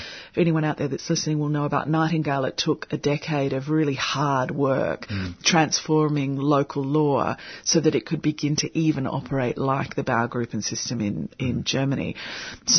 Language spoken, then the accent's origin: English; Sydney, New South Wales, Australia; moved away; I'm originally from Sydney, and we have a very specific cabbage palm in the neighbourhood that my family live in.